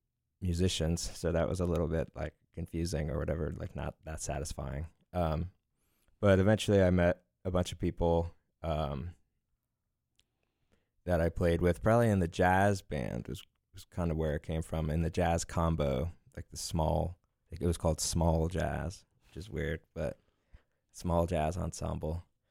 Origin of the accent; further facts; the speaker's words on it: Lititz, Pennsylvania, United States; I'm from Lititz.